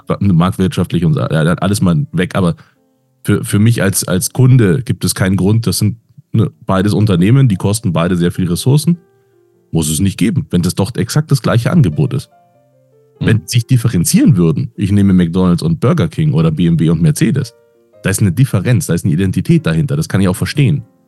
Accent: Munich, Bavaria, Germany; Ich bin ja Münchner

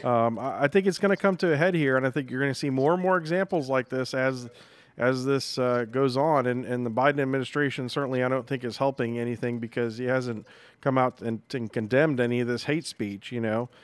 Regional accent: New England, United States; moved away; I grew up in New England

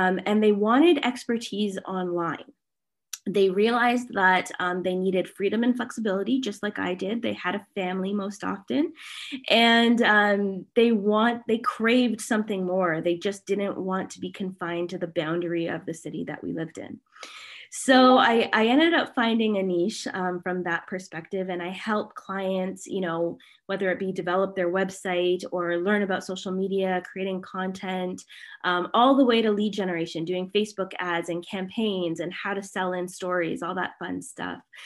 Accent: Canada; I'm Canadian

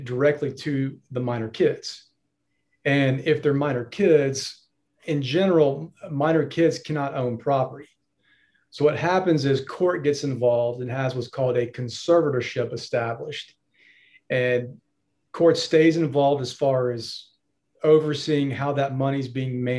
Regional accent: Greenville, South Carolina, United States; also born or lived in Charleston / Denver; I'm a lawyer in the Greenville area

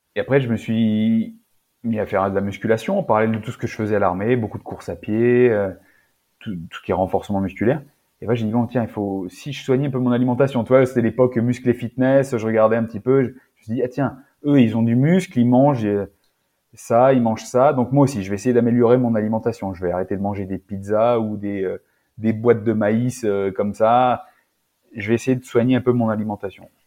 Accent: Auvergne-Rhône-Alpes, France; Je viens d'Auvergne, dans la campagne, alimentation rustique

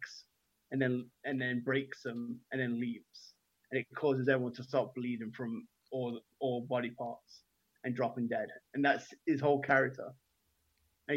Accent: England, United Kingdom; I'm English

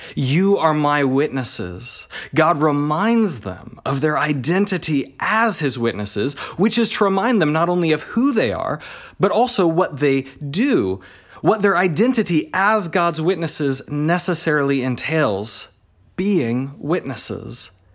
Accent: Texas, United States; moved away as an adult; also born or lived in Alaska / United Kingdom; now in Australia; I have spent most of my time in Texas, and, uh, that's, uh, uh, where I, I kinda did primary school and did uni

